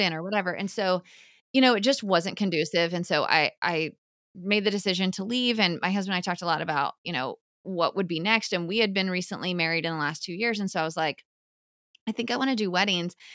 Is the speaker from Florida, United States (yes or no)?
yes; Orlando, Florida, United States; I grew up in Orlando. And so um, UCF is our big school here, right in town